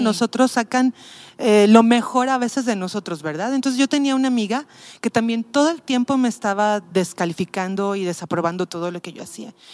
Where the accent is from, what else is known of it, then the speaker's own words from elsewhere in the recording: Mexico City, Mexico; moved away as an adult; now in Tepic, Mexico; yo soy de la Ciudad de México, ya tengo 18 años viviendo aquí.